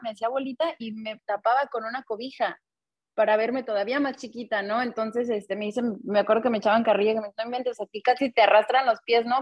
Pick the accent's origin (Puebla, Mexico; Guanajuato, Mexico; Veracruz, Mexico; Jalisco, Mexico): Jalisco, Mexico; Guadalajara; now in Los Angeles, United States; crecimos en Guadalajara también, yendo al estadio cada 15 días